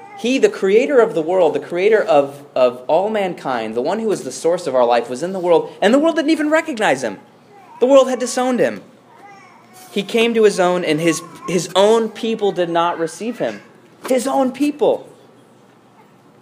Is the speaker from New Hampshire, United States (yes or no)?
no; Chicago, Illinois, United States; as a Chicagoan